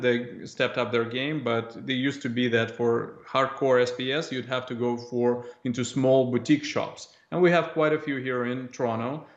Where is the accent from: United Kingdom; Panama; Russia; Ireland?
Russia; moved away as an adult; now in Canada; at five or six years old, uh, growing up in Russia